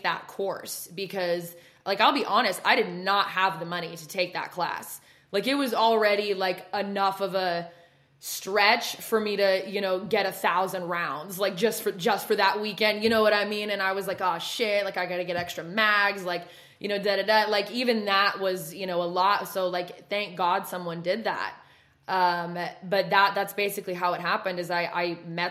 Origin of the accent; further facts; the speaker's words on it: West Coast, United States; moved away; you can tell by the way I talk, I'm not from the South. So I'm from West Coast